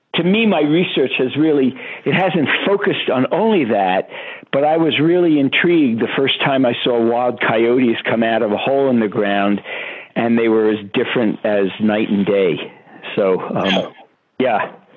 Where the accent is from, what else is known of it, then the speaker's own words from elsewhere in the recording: New York City, New York, United States; I grew up in Brooklyn, New York